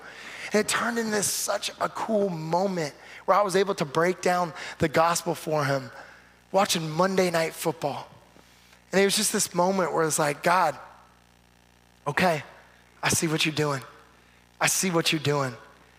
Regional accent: California, United States; man, you were in California for a little bit, you moved back, I'm from California, so we're connecting.

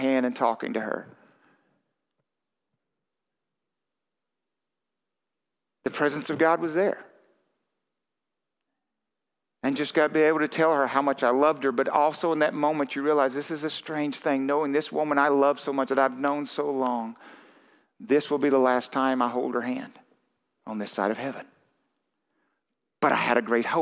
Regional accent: Texarkana, United States; I'm from Texarkana

